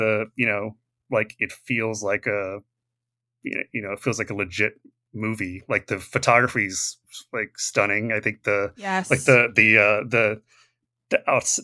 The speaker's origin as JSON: {"language": "English", "region": "Alabama", "country": "United States", "tie": "born or raised there", "said": "I grew up in Alabama, which is where Under Siege was shot"}